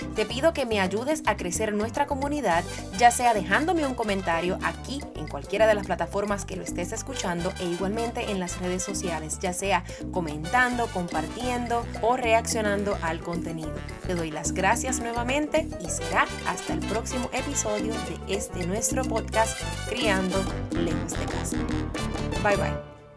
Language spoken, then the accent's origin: Spanish; Puerto Rico; moved away; Soy madre, soy educadora, soy puertorriqueña